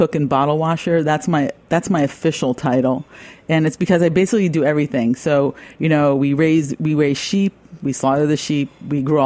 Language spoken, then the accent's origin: English; New York, United States; now in Napa, United States; I'm from New York and I grew up drinking European wines